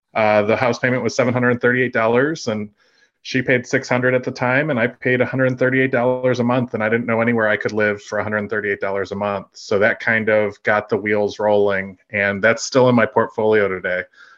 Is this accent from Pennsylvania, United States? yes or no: no; Dallas, Texas, United States; I'm 39 from Dallas.